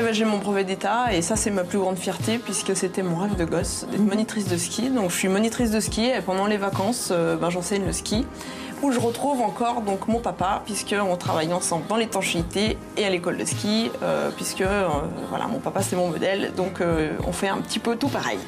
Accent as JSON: {"language": "French", "area": "Savoie", "region": "Auvergne-Rhône-Alpes", "country": "France", "said": "on est venu de Savoie ce matin."}